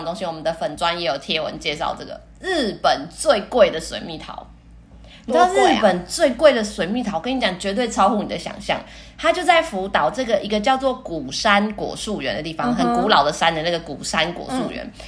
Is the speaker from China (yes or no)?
no; Taiwan; 我们台湾人